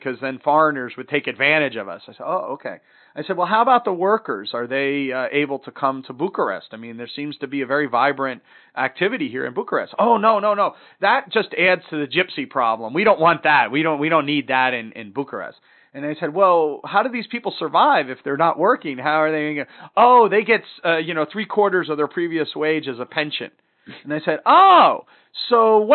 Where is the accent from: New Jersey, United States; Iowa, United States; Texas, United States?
New Jersey, United States; I'm from New Jersey